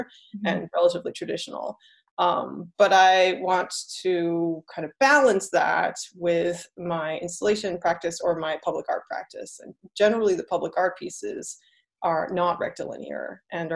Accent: United States; also born or lived in Taiwan; I'm half Taiwanese, so, and I'm American. And I did live in Taiwan a little bit as a child

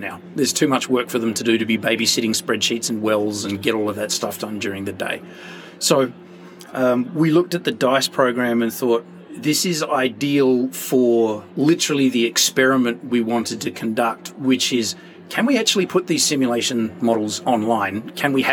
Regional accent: Adelaide, South Australia, Australia; moved away as an adult; now in Canada; I'm from Adelaide in Australia

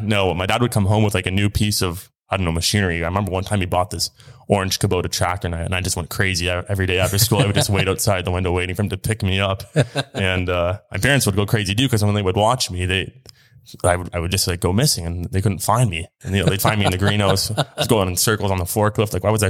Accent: Kingsville, Ontario, Canada; Yep. Yep. Born and raised in Kingsville, Ontario.

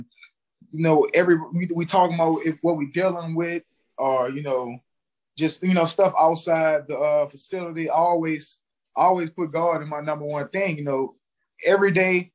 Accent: Baton Rouge, Louisiana, United States; moved away as an adult; also born or lived in New Orleans, Louisiana; now in New York, United States; I'm from Baton Rouge, Louisiana. You know, grew up, you know, mom, grandma, you know, grandpa took good care of me

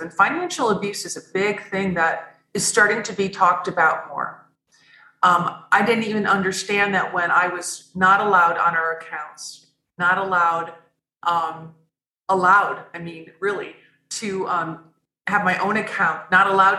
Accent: Midwest, United States; I grew up in the Midwest of the United States on Lake Michigan

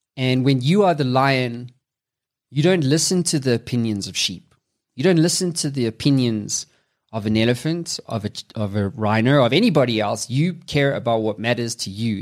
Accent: South Africa; I'm from Africa, South Africa specifically

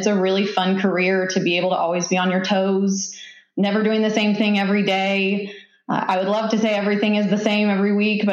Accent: Kansas, United States; moved away as an adult; now in Tulsa, United States; I am from Kansas originally

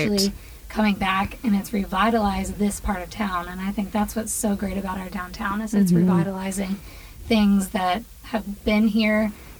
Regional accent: Tyler, Texas, United States; also born or lived in Miami; I grew up in Tyler, so I've been here most of my life, and then I lived in Miami for 5 years, so very, very opposite end of the spectrum there.

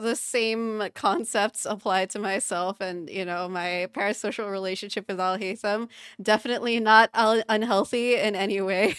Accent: Philippines; first language English; us both being Filipino

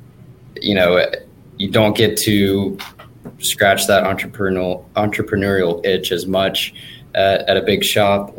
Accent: Dallas, Texas, United States; I grew up in Dallas

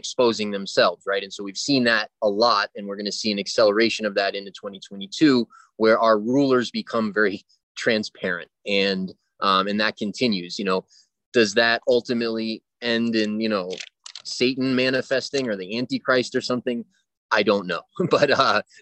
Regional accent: United States; I speak English, I'm from the States

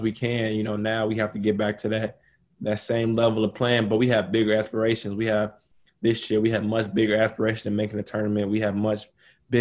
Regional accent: Chicago, Illinois, United States; my home state, you know, born and raised Chicago

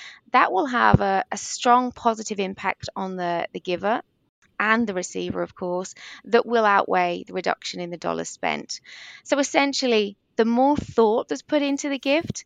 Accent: England, United Kingdom; accent: English; now in Australia; You might be able to hear from my English accent

